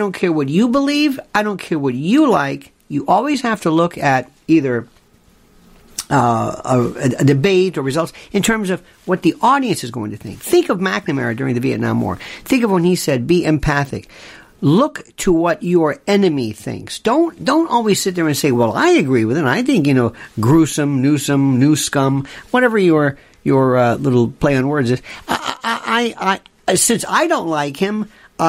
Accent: Florida, United States; my home state

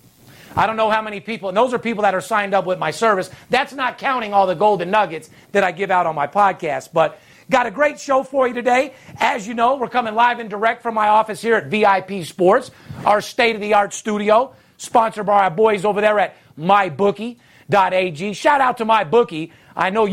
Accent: Las Vegas, Nevada, United States; born or raised there

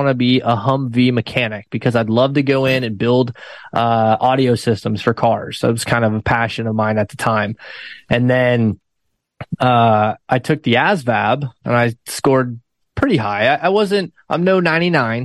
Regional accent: Maine, United States; moved away as an adult; I'm from Maine

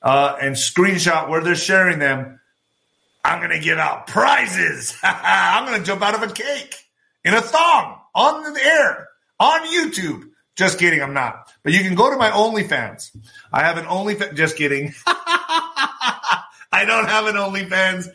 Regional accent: United States; I'm just trying to do my part as an American

